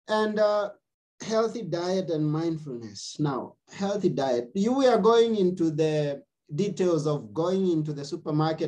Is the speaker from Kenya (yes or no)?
yes; Kenya; now I come from Kenya